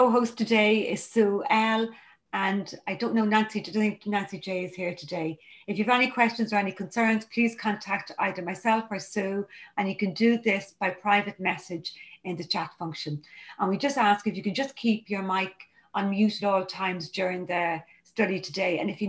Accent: County Dublin, Leinster, Ireland; I'm a recovered compulsive overeater, and I'm from County Dublin in Ireland

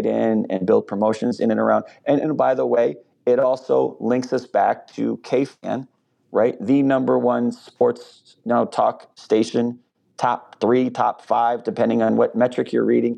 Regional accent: East Coast, United States; moved away as an adult; now in Minneapolis, United States; I'm from the East Coast, so I'm not from Minnesota

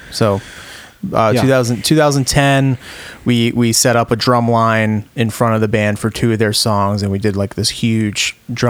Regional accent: Rhode Island, United States; for me growing up in Rhode Island

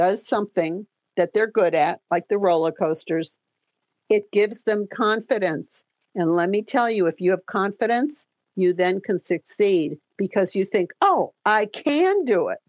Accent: Detroit, Michigan, United States; I'm from Detroit

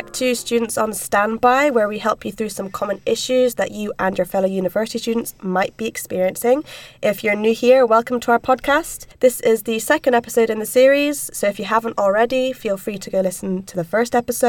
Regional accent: Inverness, Scotland, United Kingdom; It usually costs like £70, because I'm from Inverness, so I've travelled from there.

